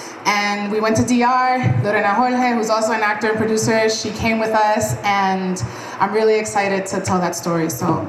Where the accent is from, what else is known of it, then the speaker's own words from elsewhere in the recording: Puerto Rico; also born or lived in New York, United States / Santo Domingo, Dominican Republic; I am Puerto Rican and Dominican. So I was born in New York. When I was like 3, we moved to Puerto Rico. I grew up between Puerto Rico and Santo Domingo. Then I landed in the Midwest